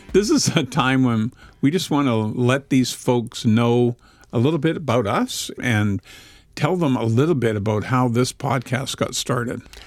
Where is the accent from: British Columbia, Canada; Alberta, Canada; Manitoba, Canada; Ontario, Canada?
British Columbia, Canada; Vancouver; We are actually recording this podcast in Vancouver at Whitewater Productions. We have Roy Salmond as our producer. So we're in my hometown.